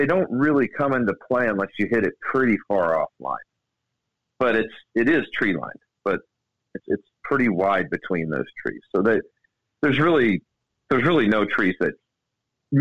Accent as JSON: {"language": "English", "town": "Baltimore", "region": "Maryland", "country": "United States", "tie": "born or raised there", "said": "Not only is it in my home state, it's in my home city where I was born, Baltimore. That makes me a Baltimorean"}